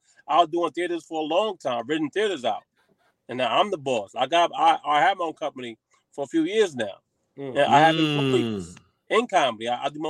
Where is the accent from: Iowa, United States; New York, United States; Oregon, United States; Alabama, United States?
New York, United States; New York City; moved away as an adult; now in New Jersey, United States; I'm born and raised in Harlem, New York. I represent Harlem, New York. Now I live in Jersey now, but I'm in Harlem right now. I'm in Harlem every day.